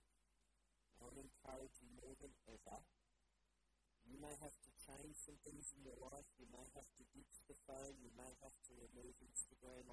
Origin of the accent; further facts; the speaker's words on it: Bundaberg, Queensland, Australia; moved away as an adult; now in Brisbane, Australia; I grew up in Bundaberg, and I love going back to Bundaberg.